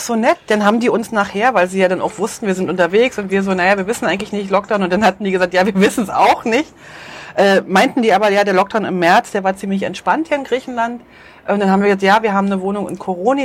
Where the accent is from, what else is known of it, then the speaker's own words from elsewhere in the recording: Switzerland; moved away as an adult; ich habe im Herzen ganz klar meine Heimat drin und ich weiß, wenn wir irgendwann zurückkommen, wir werden begeistert sein über die Schweiz